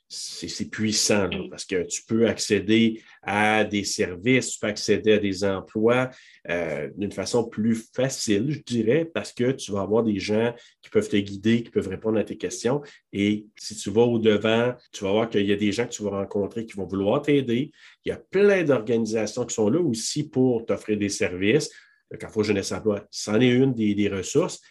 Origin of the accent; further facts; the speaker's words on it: Quebec, Canada; chez nous, au Québec